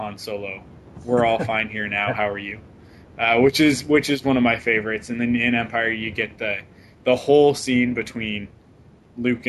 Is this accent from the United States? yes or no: no; Vancouver, British Columbia, Canada; my hometown right now. They're in Vancouver